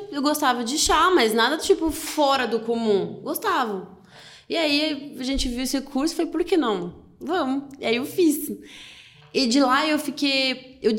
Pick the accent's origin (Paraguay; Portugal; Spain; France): France; Portuguese is a second language; now in Brazil; eu sou francesa